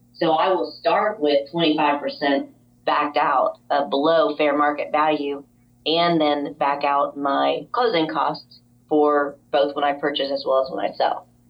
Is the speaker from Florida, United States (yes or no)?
yes; Jupiter, Florida, United States; moved away as an adult; also born or lived in Chicago; We then were transferred to Jupiter, Florida, which is our hometown